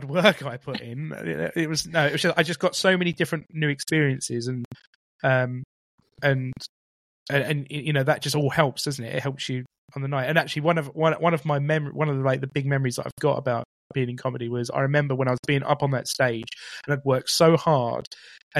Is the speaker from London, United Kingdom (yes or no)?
no; Romford, East of England, United Kingdom; I'm from Romford, you know, which is in Essex.